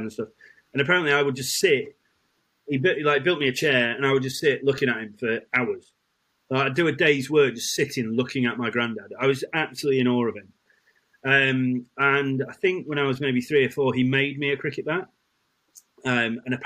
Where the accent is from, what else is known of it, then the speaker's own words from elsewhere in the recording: Birkenhead, North West England, United Kingdom; also born or lived in Isle of Man / Hazel Grove, Stockport; I was growing up in Liverpool, in kind of Birkenhead